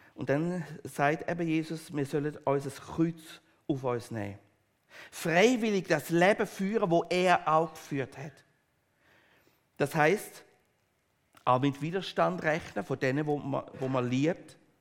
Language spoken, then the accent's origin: German; Switzerland; wir als Schweizer